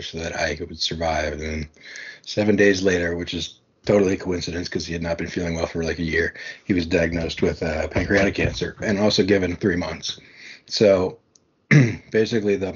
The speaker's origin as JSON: {"language": "English", "region": "New York", "country": "United States", "said": "I'm from New York."}